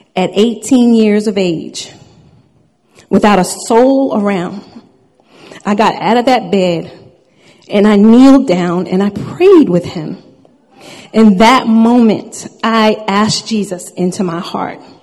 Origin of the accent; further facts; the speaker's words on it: Long Island, New York, United States; I was born and raised on Long Island, New York